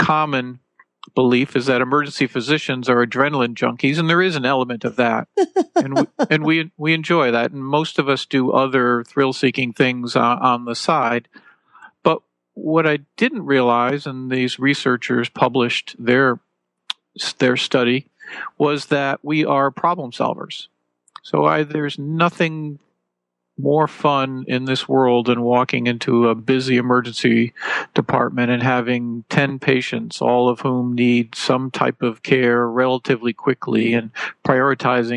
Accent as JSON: {"language": "English", "region": "Connecticut", "country": "United States", "tie": "born or raised there", "moved": "yes", "said": "where I grew up in Connecticut"}